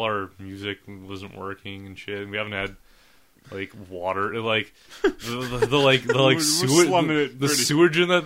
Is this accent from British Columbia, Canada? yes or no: no; Winnipeg, Manitoba, Canada; we're from Winnipeg.